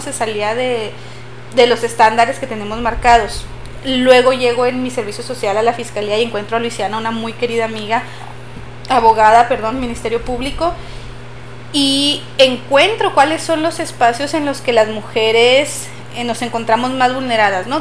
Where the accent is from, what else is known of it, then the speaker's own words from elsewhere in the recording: Chihuahua, Mexico; nosotras somos de Chihuahua